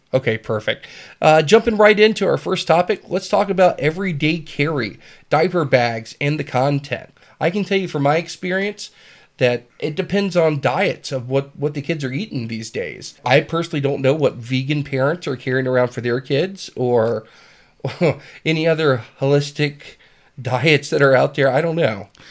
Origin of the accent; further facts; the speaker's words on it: South Carolina, United States; moved away; also born or lived in San Diego, California; I was born in Southern California, San Diego. Uh, raised a few, few years there until my parents got a divorce and my father took me to South Carolina.